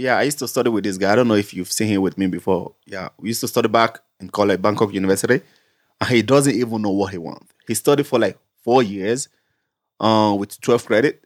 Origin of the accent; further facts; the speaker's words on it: Nigeria; moved away; Being a Nigerian, holding a Nigerian passport